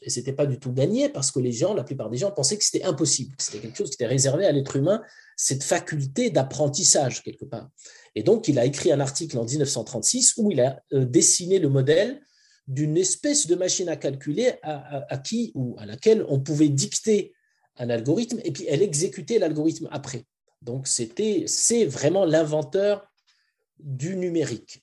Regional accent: Morocco; moved away; also born or lived in France / United States / Switzerland; Mon enfance était au Maroc

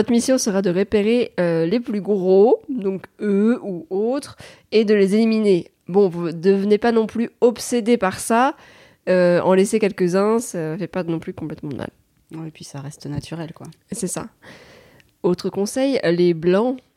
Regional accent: France; on est français

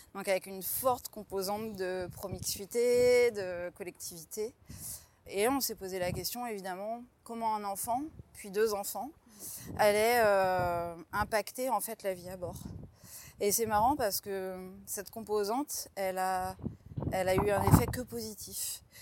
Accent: Troyes, Grand Est, France; j'ai grandi à Troyes en Champagne

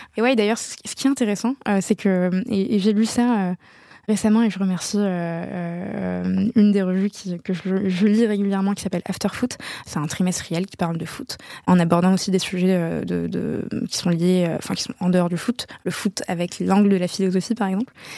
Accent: Casablanca, Casablanca-Settat, Morocco; moved away; j'ai grandi à Casablanca au Maroc plus belle ville du monde

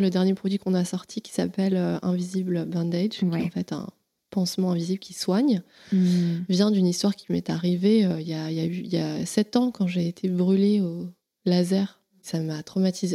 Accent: Paris, Île-de-France, France; born or raised there

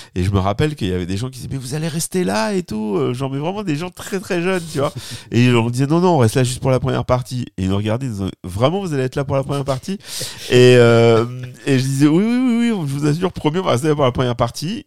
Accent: France; accent: French; oui, j'ai un accent remarquable

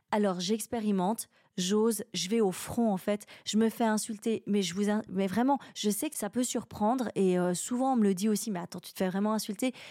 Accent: Romandie, Switzerland; c'est en quelque sorte une métaphore d'une situation réelle de ce qui est de ce qui est chez moi en Romandie, de ce qui existe.

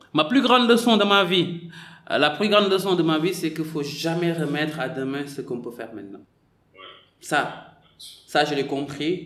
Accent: Senegal; moved away as an adult; also born or lived in Marseille; moi j'ai quitté le Sénégal, j'avais 18 ans

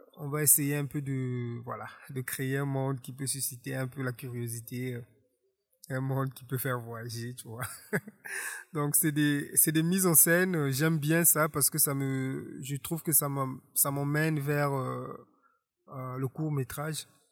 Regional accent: Republic of the Congo; Je suis né en Kaï, ici en République du Congo, en 1976

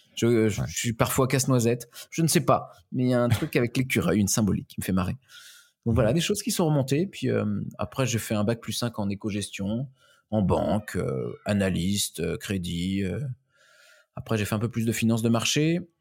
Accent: Pays de la Loire, France; je viens de la région de plutôt du Maine-et-Loire, donc de l'Ouest, mhm. Manger, Angers, euh, Saumur

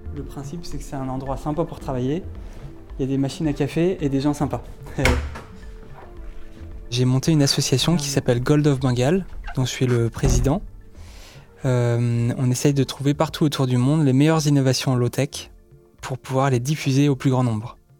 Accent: Brittany, France; je viens de Bretagne, et donc j'étais au collège et au lycée en Bretagne

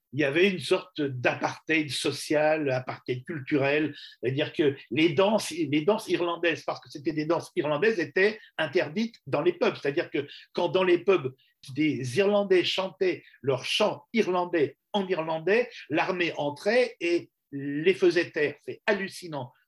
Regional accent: France; Je suis journaliste, je viens de France pour euh, travailler sur le problème irlandais

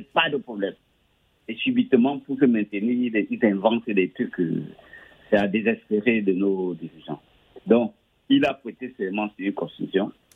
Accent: Cameroon; mon pays natal, le Cameroun

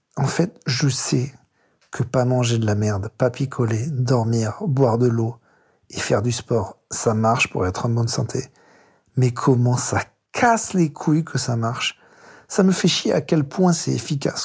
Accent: France; also born or lived in Paris; on vient de France, hein, on est à Paris dans le 18e

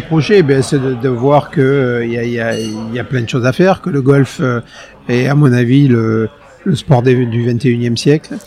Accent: Hossegor, Nouvelle-Aquitaine, France; J'ai grandi à Osgore

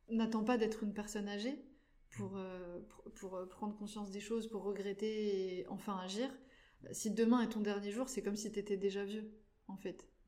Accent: France; also born or lived in North Macedonia; moi, je suis arrivée en, France à 3 ans, puisque je suis née en Macédoine, donc en ex-Yougoslavie.

